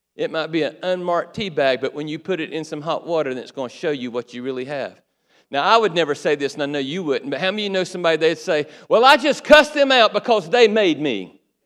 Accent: Waycross, Georgia, United States; also born or lived in Valdosta, Georgia; Waycross, my hometown

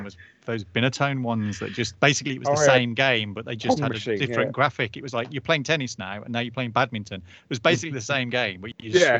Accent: United Kingdom; as British kids

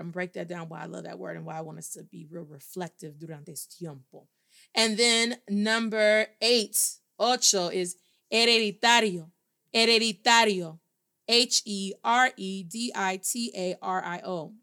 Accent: Midwest, United States; accent: Black American Midwest; moved away; also born or lived in Baltimore; I pronounce a whole lot of things in English because I was raised in the Midwest.

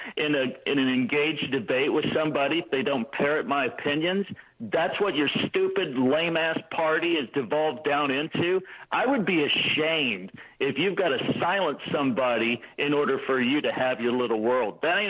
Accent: Texas, United States; I hail from Texas

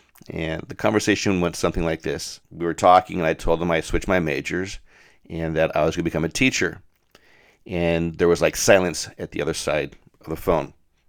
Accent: Denver, Colorado, United States; And while I grew up in Denver, it was the preeminent catering company in the state

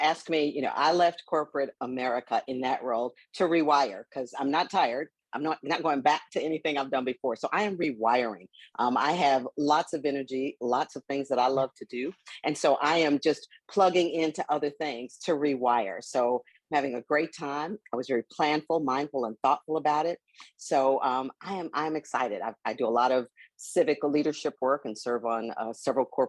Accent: Milwaukee, Wisconsin, United States; I grew up in Milwaukee, you know, in what they call then the inner city.

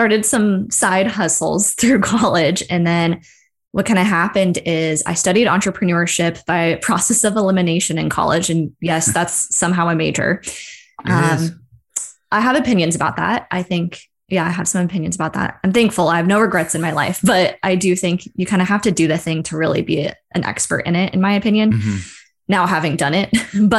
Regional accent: Seattle, Washington, United States; I'm from Seattle. I work for the Seattle office of the university.

